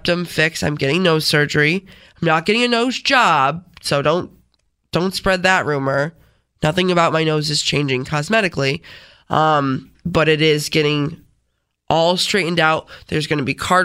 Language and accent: English; Rochester, New York, United States; accent: Rochesterian; I'm from Rochester